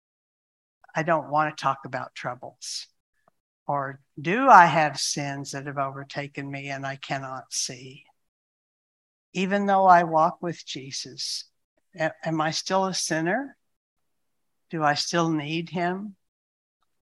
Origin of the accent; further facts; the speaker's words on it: United States; I'm an American